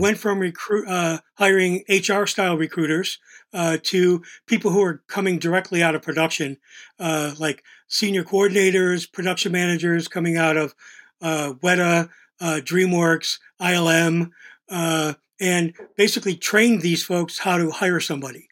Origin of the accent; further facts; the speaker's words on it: Buffalo, New York, United States; moved away as an adult; also born or lived in Pittsburgh / Los Angeles; I was this kid from Buffalo